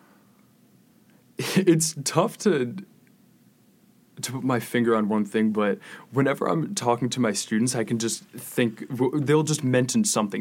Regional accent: Saratoga Springs, New York, United States; moved away as an adult; I grew up in a small town

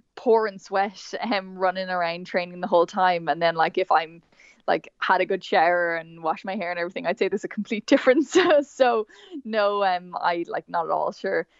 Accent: Meath, Leinster, Ireland; So I'm from Meath originally

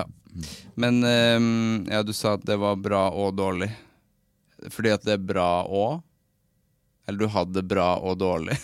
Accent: Trøndelag, Norway; accent: Trøndersk; jeg er trønder

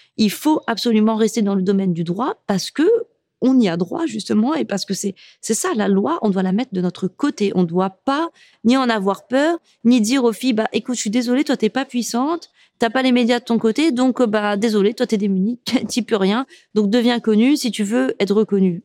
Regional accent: Morocco; also born or lived in France; je suis marocaine

